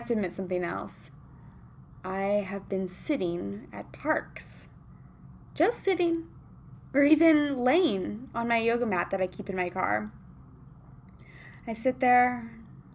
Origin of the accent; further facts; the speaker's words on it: Kansas, United States; now in Los Angeles, United States; I'm from Kansas